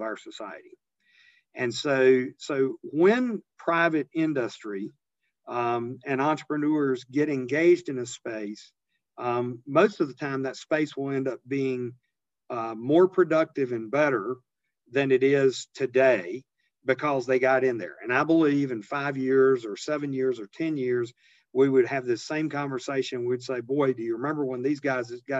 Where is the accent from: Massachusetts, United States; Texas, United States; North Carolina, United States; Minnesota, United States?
North Carolina, United States; Eastern; I grew up very modestly in Eastern North Carolina in a little rural, on the edge of a little rural town